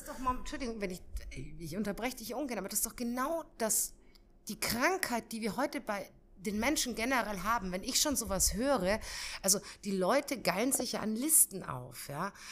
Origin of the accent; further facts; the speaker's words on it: Bavaria, Germany; ich komme ja aus Bayern oder meine Mama ist in Bayern